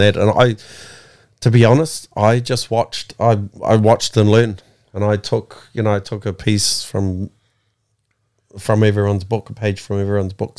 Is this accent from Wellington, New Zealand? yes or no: yes; Porirua, Wellington, New Zealand; Kenneth Creek. Wellington, New Zealand.